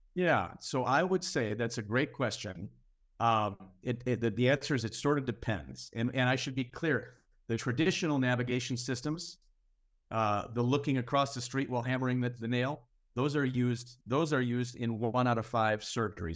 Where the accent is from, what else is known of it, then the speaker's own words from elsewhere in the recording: Minneapolis, Minnesota, United States; my hometown of Minneapolis